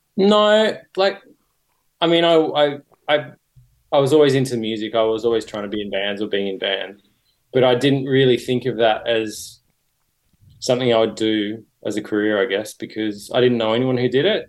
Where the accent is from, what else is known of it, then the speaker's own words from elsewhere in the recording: Sydney, New South Wales, Australia; I grew up in Sydney